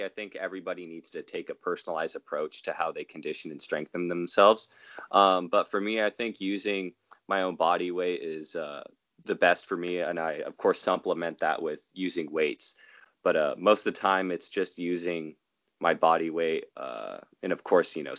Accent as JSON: {"language": "English", "town": "Rohnert Park", "region": "California", "country": "United States", "tie": "born or raised there", "also_born_or_lived": "Long Beach, California", "said": "my hometown of Rohnert Park, my home county of Sonoma County"}